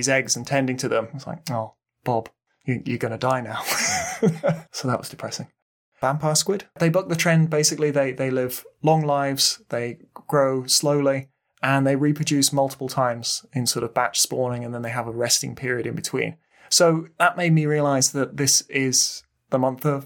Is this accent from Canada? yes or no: no; Midlands, United Kingdom; We're from the Midlands